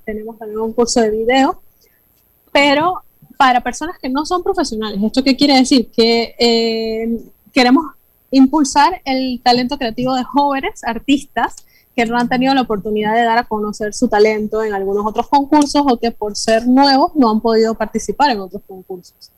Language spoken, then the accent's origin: Spanish; Panama; nuestra identidad como panameños